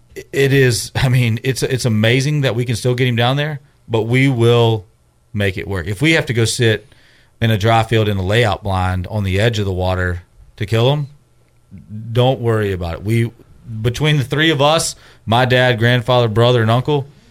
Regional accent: Memphis, Tennessee, United States; I'm from Memphis

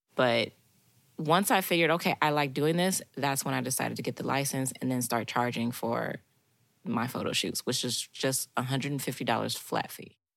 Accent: Chicago, Illinois, United States; now in Knoxville, United States; I'm from Chicago, Illinois, so I'm definitely not from the South

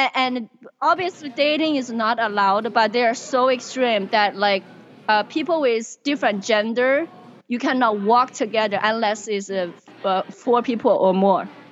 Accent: China; English is a second language; moved away as an adult; also born or lived in Indiana, United States / Seattle, United States; now in United States; I was born and raised in China uh, in the 80s.

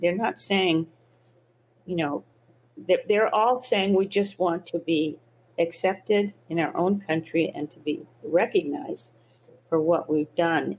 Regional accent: the South, United States; I grew up in the South, in the Jim Crow South

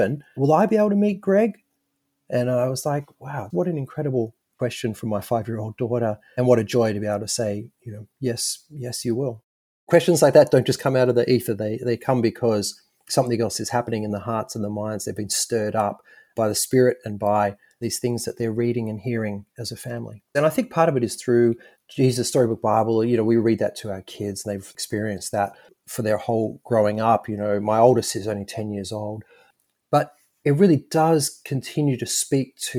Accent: Sydney, New South Wales, Australia; moved away as an adult; now in Nashville, United States; I am coming from Nashville, Tennessee, although originally from Sydney, Australia.

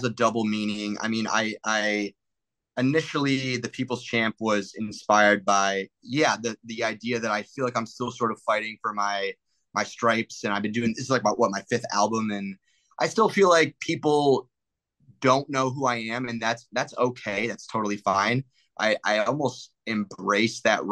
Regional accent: Detroit, Michigan, United States; moved away as an adult; now in Los Angeles, United States; People still like can tell I'm from the Midwest

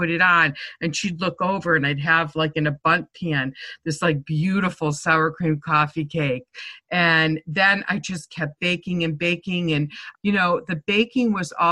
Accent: Manchester, Connecticut, United States; accent: Boston; moved away as an adult; also born or lived in Rhode Island / Boston, Massachusetts / Gloucester, Massachusetts; now in Sarasota, United States; I grew up in Manchester, Connecticut, then went to college in Rhode Island, and then lived in Boston and Gloucester for about 15 years. We moved down here about 24 years ago.

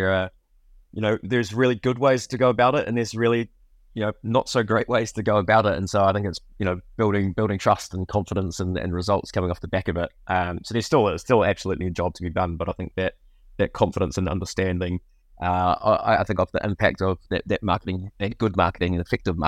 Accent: New Zealand; summarizes the childhood growing up in New Zealand.

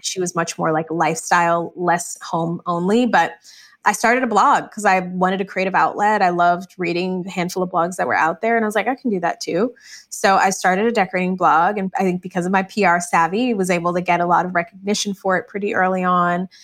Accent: Michigan, United States; I grew up in Michigan

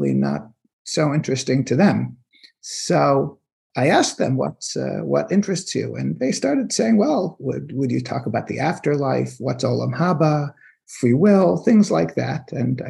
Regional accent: Silver Spring, Maryland, United States; I'm from Silver Spring

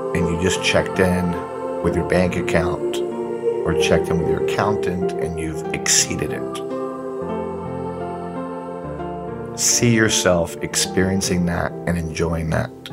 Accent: Puerto Rico; I'm from Puerto Rico

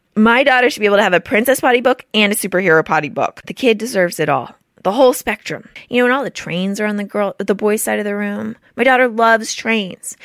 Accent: Houston, Texas, United States; I'm from Houston?

